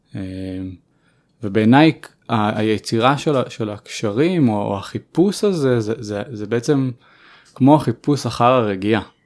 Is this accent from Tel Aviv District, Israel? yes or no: yes; Tel Aviv, Tel Aviv District, Israel; אני גדלתי בצפון תל אביב